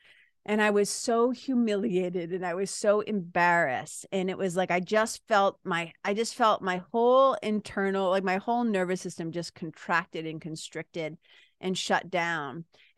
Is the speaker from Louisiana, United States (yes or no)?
no; Lawrence, Massachusetts, United States; Like, I come from Lawrence, Massachusetts, Boston, Massachusetts, right?